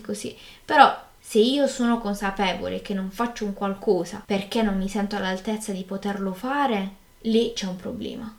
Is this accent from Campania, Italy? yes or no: no; Apulia, Italy; accent: Apulian; also born or lived in Trento; mi sono dovuta trasferire qui in, eh, in Puglia